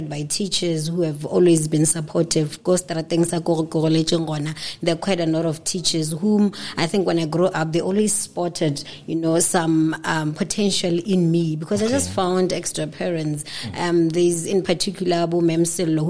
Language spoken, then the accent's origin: English; Lebowakgomo, Limpopo, South Africa; I hail from Lebowakgomo, Zone B